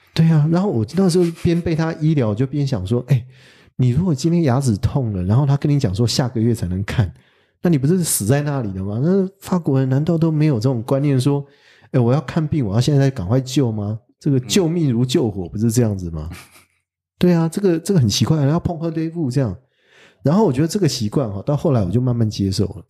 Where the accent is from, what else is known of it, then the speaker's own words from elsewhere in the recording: Taiwan; moved away as an adult; also born or lived in Paris, France; 我们台湾人是很随性嘛